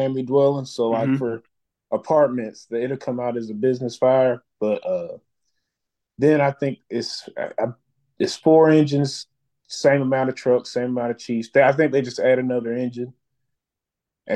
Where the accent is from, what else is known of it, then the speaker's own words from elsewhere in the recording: Philadelphia, Pennsylvania, United States; now in Atlanta, United States; I grew up in West Philadelphia